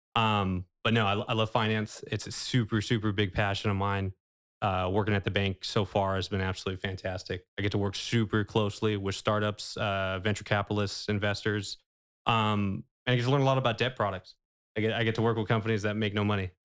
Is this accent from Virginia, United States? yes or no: no; Manteca, California, United States; also born or lived in Hayward, California; I was born in Hayward, but came out to Manteca pretty early